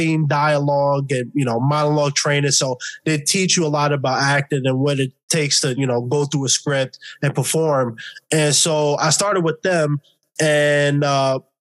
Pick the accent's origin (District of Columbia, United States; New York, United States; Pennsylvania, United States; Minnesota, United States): New York, United States; New York City; moved away as an adult; now in Los Angeles, United States; born and raised in New York City, lived it all my life. Only been out in LA for 2 years